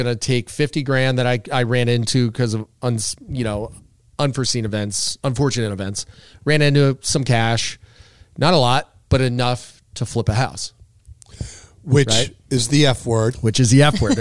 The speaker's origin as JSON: {"language": "English", "area": "Cape Cod", "region": "Massachusetts", "country": "United States", "tie": "born or raised there", "said": "one of my best friends I grew up with on the Cape"}